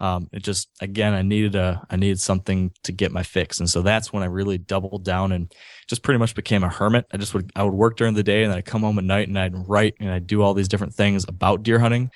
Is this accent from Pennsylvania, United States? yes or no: no; Grand Rapids, Michigan, United States; also born or lived in New York City / San Francisco / Lansing, Michigan / Ann Arbor, Michigan; I grew up in Grand Rapids, Michigan, which is not too far from Lake Michigan, over on the western side of the state.